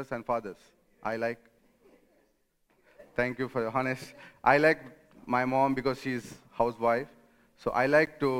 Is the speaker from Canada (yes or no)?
no; India; moved away as an adult; now in Rome, Italy; I come from India